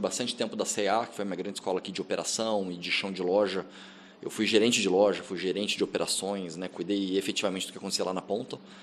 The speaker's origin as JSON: {"language": "Portuguese", "region": "Rio Grande do Sul", "country": "Brazil", "moved": "yes", "lives_now": "São Paulo, Brazil", "said": "eu sou gaúcho"}